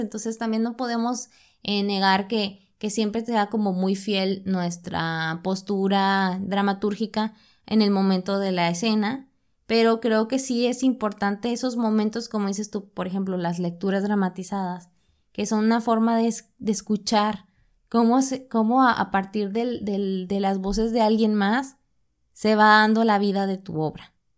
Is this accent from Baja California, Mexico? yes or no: no; Monterrey, Nuevo León, Mexico; nosotros que somos de Monterrey, que vivimos en un contexto sumamente industrial